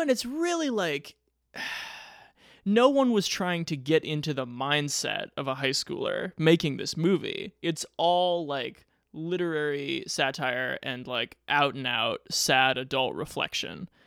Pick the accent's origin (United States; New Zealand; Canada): United States; Omaha, Nebraska; my hometown of Omaha, Nebraska